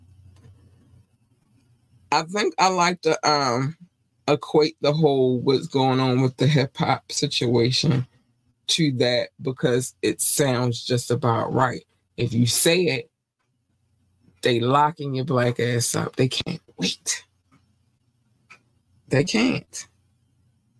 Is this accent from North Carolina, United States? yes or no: yes; North Carolina, United States; I was born in North Carolina